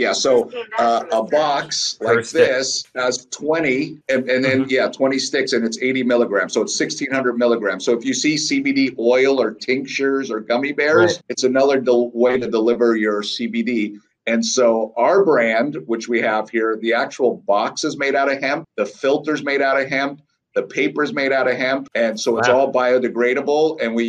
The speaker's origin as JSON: {"language": "English", "town": "Sayreville", "region": "New Jersey", "country": "United States", "tie": "born or raised there", "moved": "yes", "lives_now": "Chula Vista, United States", "said": "I was born in Sayreville, New Jersey, where I like to say great pizza and … comes from. I live here in beautiful San Diego, California, in Chula Vista."}